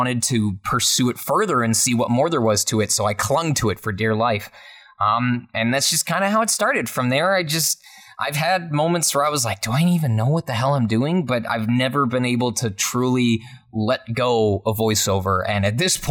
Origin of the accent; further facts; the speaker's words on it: Michigan, United States; my hometown of Michigan